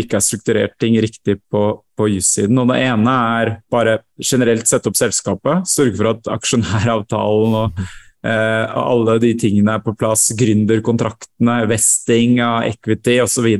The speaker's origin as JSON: {"language": "Norwegian", "town": "Sande", "region": "Vestfold", "country": "Norway", "tie": "born or raised there", "moved": "as an adult", "said": "Jeg vokste opp i Sande, Vestfold"}